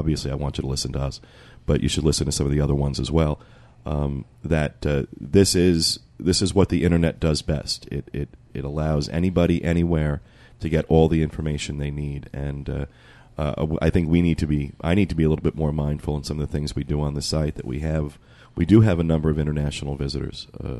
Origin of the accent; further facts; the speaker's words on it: United States; being from the United States and being painfully American.